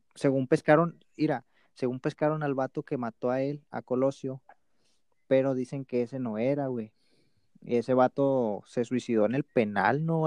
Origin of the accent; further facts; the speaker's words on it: Mexico; nosotros como mexicanos, bueno, pues tenemos Estados Unidos de vecino